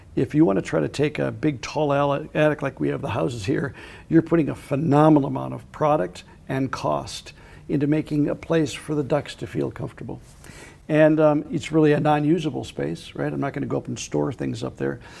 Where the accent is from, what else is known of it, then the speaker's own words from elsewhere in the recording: Minnesota, United States; When I grew up in Minnesota